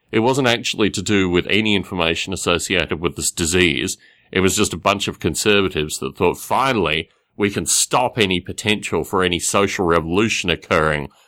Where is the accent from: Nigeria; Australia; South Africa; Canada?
Australia; growing up in Australia